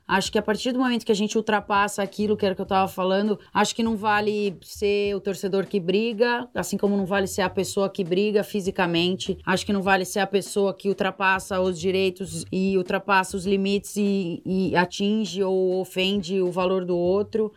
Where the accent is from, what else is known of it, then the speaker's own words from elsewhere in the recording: Piracicaba, São Paulo, Brazil; Piracicaba, que é a cidade onde eu nasci